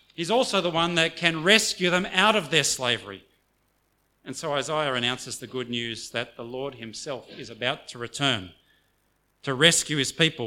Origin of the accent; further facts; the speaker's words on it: Australia; first language English; I grew up in Australia, and so I'm monolingual